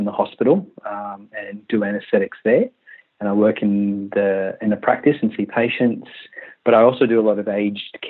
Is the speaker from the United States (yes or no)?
no; Western Australia, Australia; also born or lived in Malaysia / Sydney / Tamworth; we moved to Western Australia from Malaysia when I was 10. And I'm 37 now, so we've been in Australia